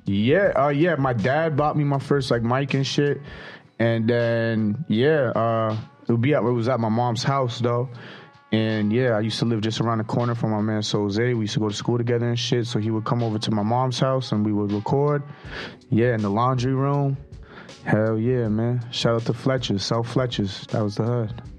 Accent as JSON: {"language": "English", "town": "Toronto", "region": "Ontario", "country": "Canada", "said": "brown bag money from the north side, man, Toronto, Canada."}